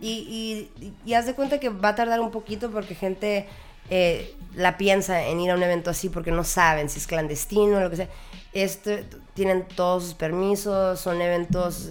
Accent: Tijuana, Baja California, Mexico; yo crecí literalmente en la REU.

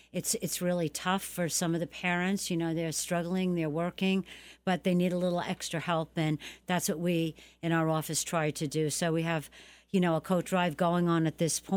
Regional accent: New York City, New York, United States; moved away; I'm from the Bronx

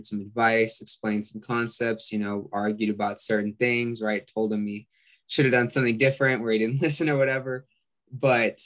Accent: California, United States; I'm from California

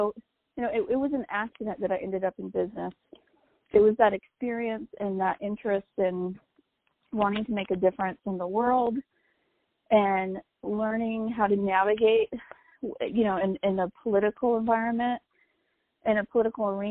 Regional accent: New Mexico, United States; my home state

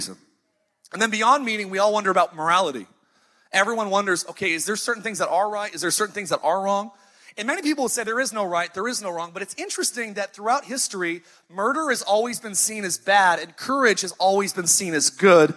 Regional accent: Idaho, United States; now in Orange County, United States; I'm from Idaho.

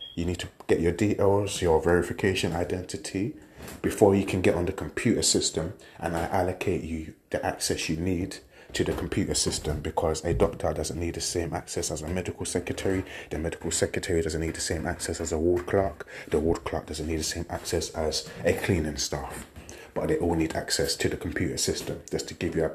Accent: London, United Kingdom; Grew up in Peckham, working in Lewisham, Peckham and Ghetto.

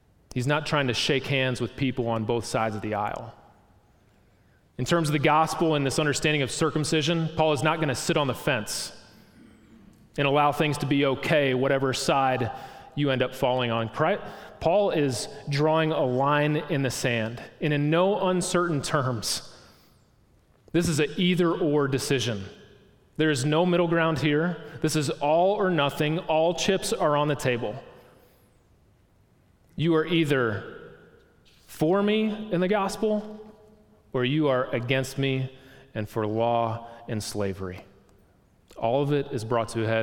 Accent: Milwaukee, Wisconsin, United States; I grew up in Milwaukee, Wisconsin.

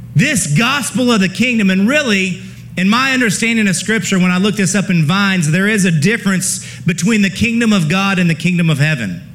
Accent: Ohio, United States; I'm from Ohio

